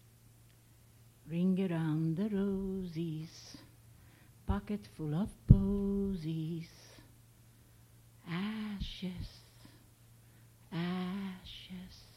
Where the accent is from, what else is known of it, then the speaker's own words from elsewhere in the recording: Hungary; moved away; I was born in Hungary. I am a survivor of Auschwitz